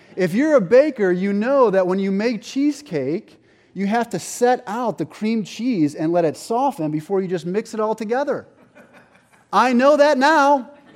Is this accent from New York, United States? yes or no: yes; Buffalo, New York, United States; I have this friend, Mark, that I grew up with in Buffalo